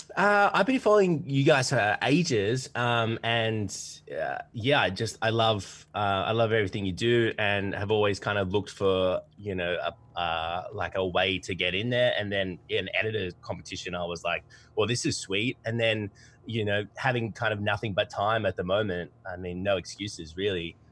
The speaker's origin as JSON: {"language": "English", "country": "Australia", "accent": "twangy"}